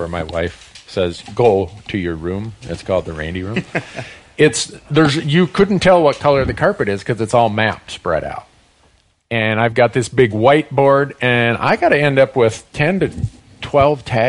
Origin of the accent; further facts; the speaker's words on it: Montana, United States; my home state of Montana